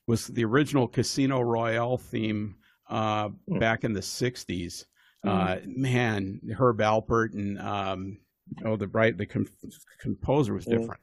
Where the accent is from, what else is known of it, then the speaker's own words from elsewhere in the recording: Evanston, Illinois, United States; also born or lived in Bloomington, Indiana; now in Seattle, United States; I was originally from the Chicago area, Evanston